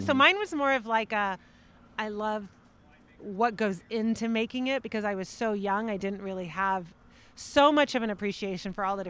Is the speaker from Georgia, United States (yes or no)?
yes; Atlanta, Georgia, United States; moved away as an adult; now in Paso Robles, United States; I'm from Atlanta. Okay. I'm born and raised.